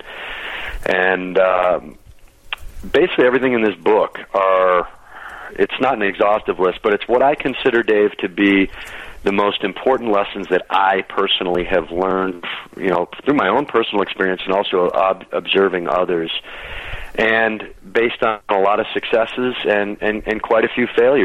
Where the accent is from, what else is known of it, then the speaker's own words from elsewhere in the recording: Michigan, United States; now in Denver, United States; I grew up in Michigan